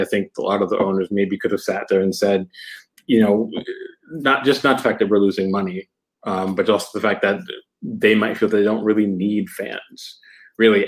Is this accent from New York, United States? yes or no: yes; New York, United States; moved away; I'm from New York, right? So I'm a huge New York Rangers fan. When I was in New York